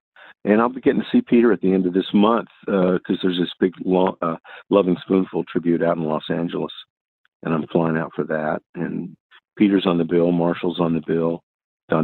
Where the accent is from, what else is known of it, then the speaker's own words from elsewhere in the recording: Tokyo, Japan; also born or lived in Texas, United States; I was born in Texas, but I was the first few years of my life, I lived in Tokyo, Japan.